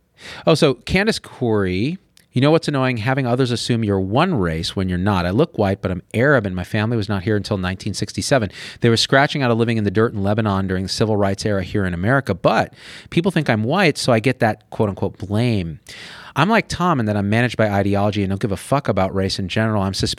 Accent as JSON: {"language": "English", "country": "India", "said": "It's fascinating because being Indian and then married to a Chinese"}